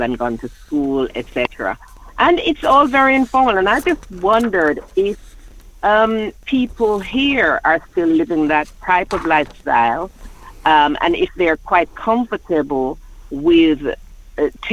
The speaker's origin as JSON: {"language": "English", "country": "Jamaica", "moved": "yes", "lives_now": "London, United Kingdom", "said": "living in London, and I'm from Jamaica."}